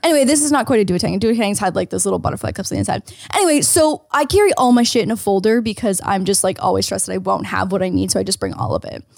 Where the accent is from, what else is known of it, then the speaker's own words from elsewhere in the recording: Canada; now in United States; I'm Canadian